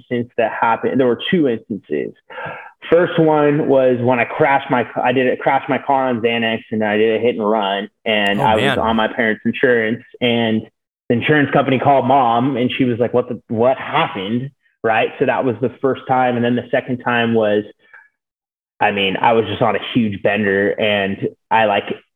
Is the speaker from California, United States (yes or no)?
yes; Sacramento, California, United States; also born or lived in San Diego, California; I'm from Sacramento, California